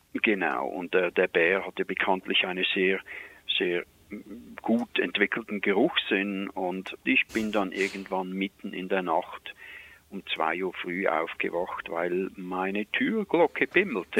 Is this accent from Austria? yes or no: no; Switzerland; accent: Swiss; moved away as an adult; now in Canada; ich bin in der Schweiz geboren, ich bin gelernter Koch und kam dann hier rüber